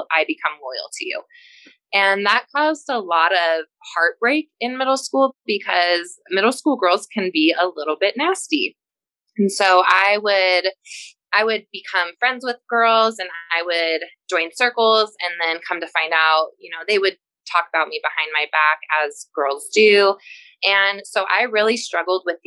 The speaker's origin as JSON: {"language": "English", "region": "Colorado", "country": "United States", "tie": "born or raised there", "said": "growing up in Colorado was really great"}